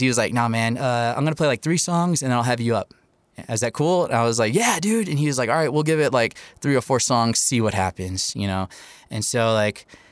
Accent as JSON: {"language": "English", "town": "Topeka", "region": "Kansas", "country": "United States", "tie": "born or raised there", "moved": "as an adult", "lives_now": "Albuquerque, United States", "said": "I was raised in Topeka, Kansas, now living in Albuquerque in the 505"}